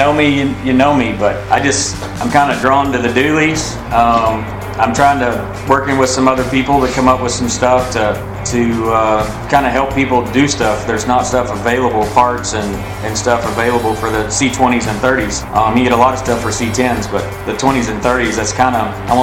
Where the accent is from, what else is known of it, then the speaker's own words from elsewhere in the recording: Granbury, Texas, United States; I'm born and raised right here in Granbury